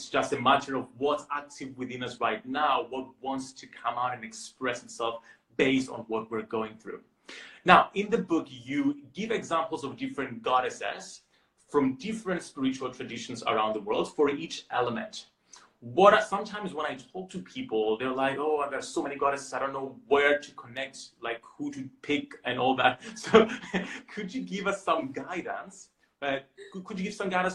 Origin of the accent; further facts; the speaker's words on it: Cyprus; I was born in Cyprus